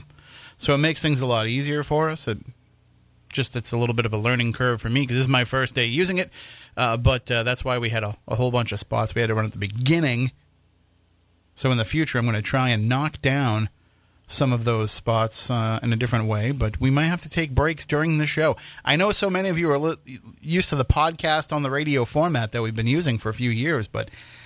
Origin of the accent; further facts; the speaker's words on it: Wareham, Massachusetts, United States; my hometown haunts